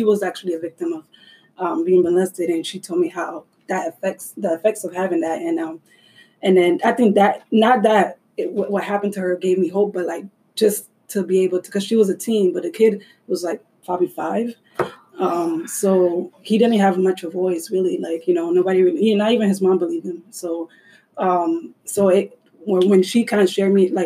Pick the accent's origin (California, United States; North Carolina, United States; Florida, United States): Florida, United States; Orlando; moved away; I was in my hometown in Orlando